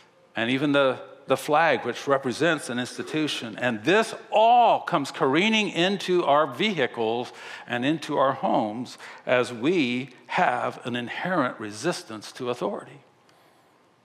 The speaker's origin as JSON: {"language": "English", "country": "Japan", "tie": "born or raised there", "moved": "yes", "lives_now": "United States", "said": "I grew up in Japan where honor and respect was a huge part of that culture."}